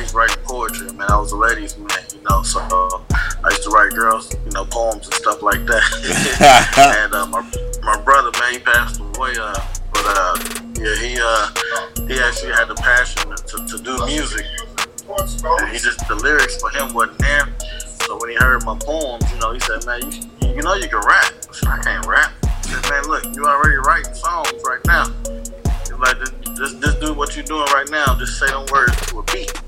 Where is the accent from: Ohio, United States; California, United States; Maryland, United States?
Ohio, United States; Dayton; I'm originally from Dayton, Ohio